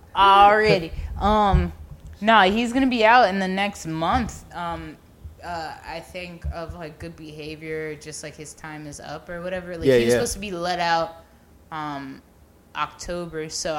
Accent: Florida, United States; growing up in Florida is just, like, there's all, and, like, growing up Jamaican

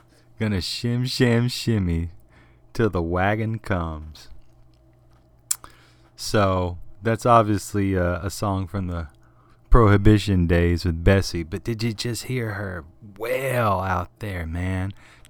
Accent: the South, United States; I was born and raised in the South, if you can't tell.

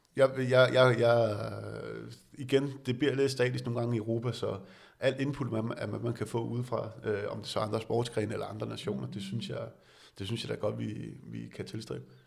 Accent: Denmark; som dansker

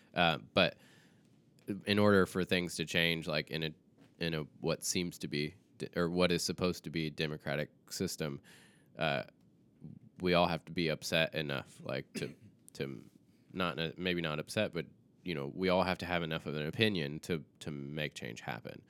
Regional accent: the South, United States; I grew up in the South

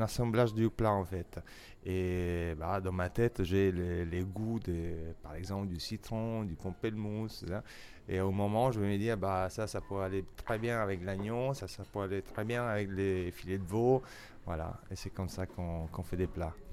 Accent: Italy; French is a second language; moved away as an adult; also born or lived in England; now in Paris, France; Je suis italien

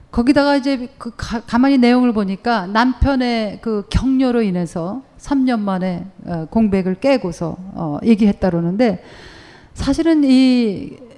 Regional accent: South Korea; moved away as an adult; also born or lived in Germany; now in United States; 한국에서 태어났고 한국에서 대학원까지 다 공부했어요

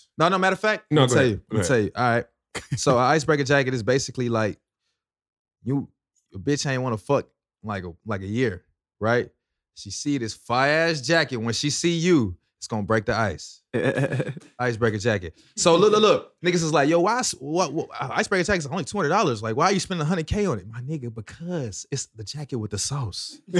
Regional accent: Lithonia, Georgia, United States; From Stone Mountain, Lithonia, man. Shout out to East Side.

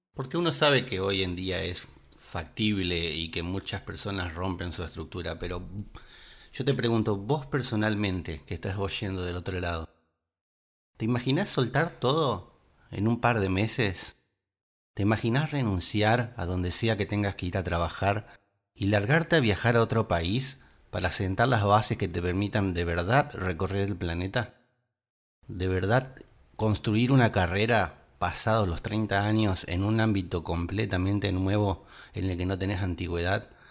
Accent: Argentina; nuestra provincia y nuestro país

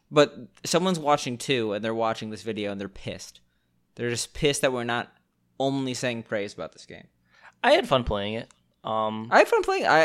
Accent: Chicago, Illinois, United States; I'm from Chicago.

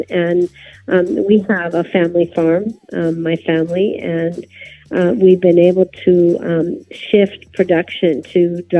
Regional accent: Arizona, United States; also born or lived in Sonora, Mexico; I'm from the Yaqui Nation, and we have the northern part of our nation is in the United States, in Arizona, and the central homeland of our nation is in Sonora, Mexico.

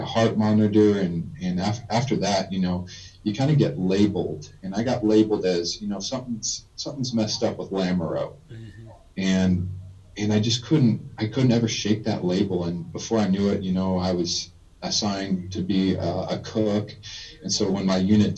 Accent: Tucson, Arizona, United States; also born or lived in Southwest Utah; I was born in Southwest Utah, but I really grew up in Tucson, Arizona

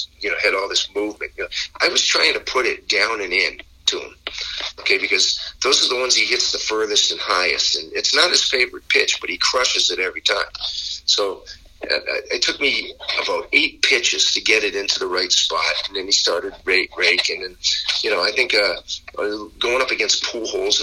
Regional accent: Boston, Massachusetts, United States; now in Las Vegas, United States; I'm from Boston. I'm from the New England area

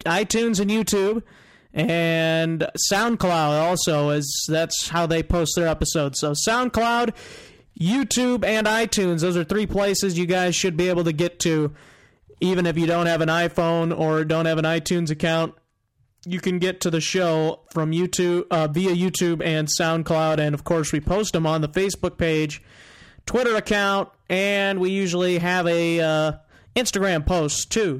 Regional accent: Northwest Iowa, United States; I am from Northwest Iowa

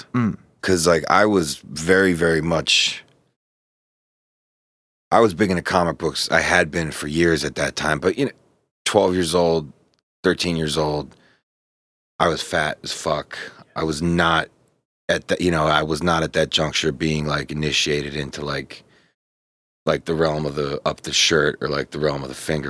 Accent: Pittsburgh, Pennsylvania, United States; I say I grew up in Pittsburgh.

